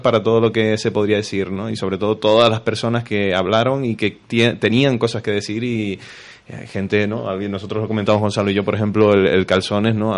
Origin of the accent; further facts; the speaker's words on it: Los Realejos, Canary Islands, Spain; moved away as an adult; now in La Laguna, Spain; Yo soy de Los Ralejos.